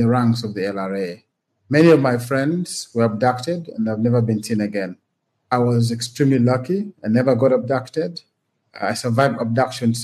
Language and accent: English; Gulu, Northern Region, Uganda; I grew up and studied in Gulu